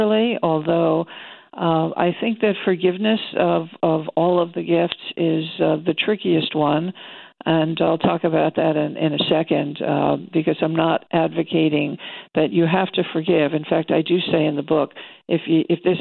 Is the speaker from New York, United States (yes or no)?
yes; New York, United States; I'm a New Yorker. I come from a long line of easily frustrated people